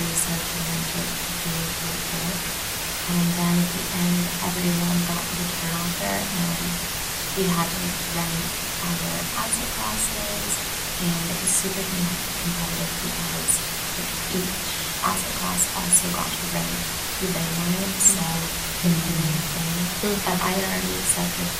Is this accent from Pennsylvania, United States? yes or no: yes; Philadelphia, Pennsylvania, United States; I'm a junior political science and economics major from Philadelphia, Pennsylvania